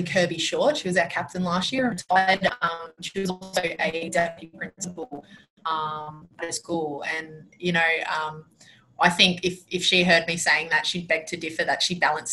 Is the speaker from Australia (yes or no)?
yes; Penrith, New South Wales, Australia; moved away as an adult; now in Queensland, Australia; I was born and raised in Penrith